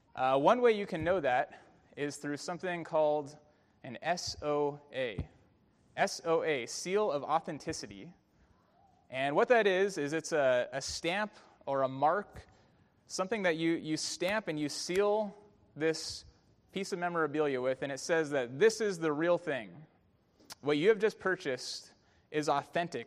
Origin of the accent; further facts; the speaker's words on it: Bay Area, California, United States; a young kid growing up in the Bay Area